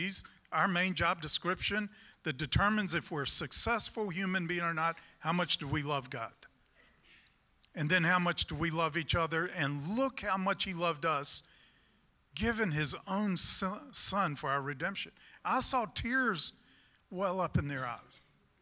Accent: United States; I'm a Christian and then I'm an American.

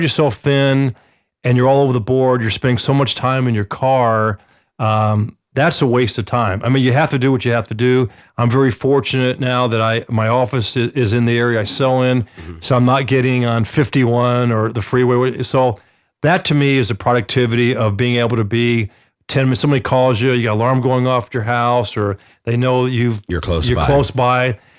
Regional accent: Atlanta, Georgia, United States; when I grew up in Atlanta playing baseball, Little League.

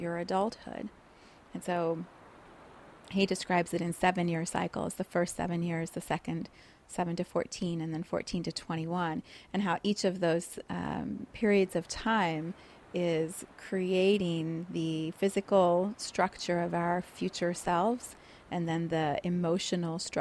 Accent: Johannesburg, Gauteng, South Africa; also born or lived in Cape Town, South Africa; So I was born in South Africa, in Cape Town, and then we moved to Johannesburg

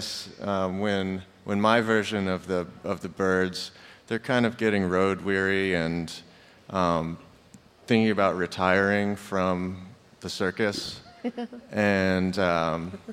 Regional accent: Pekin, Indiana, United States; We grew up in the Pekin, Palmyra.

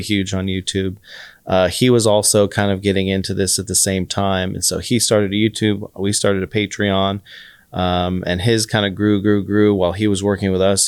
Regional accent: Austin, Texas, United States; moved away as an adult; also born or lived in Florida State / New York City; I grew up in Austin

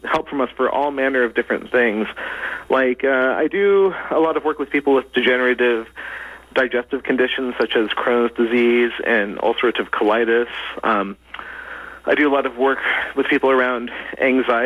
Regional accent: United States; I was born and raised in the United States

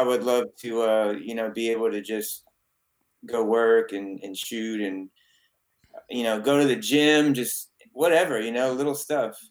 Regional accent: San Antonio, Texas, United States; I was born in San Antonio, Texas

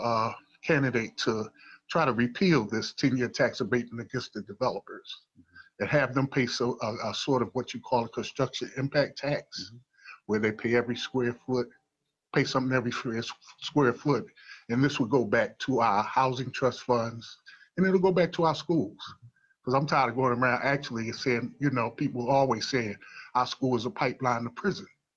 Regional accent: Philadelphia, Pennsylvania, United States; I was born and raised in North Philadelphia

